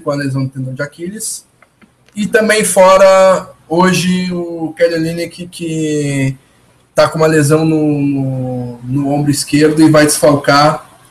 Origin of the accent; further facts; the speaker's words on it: Porto Alegre, Rio Grande do Sul, Brazil; Eu, eu que sou de Porto Alegre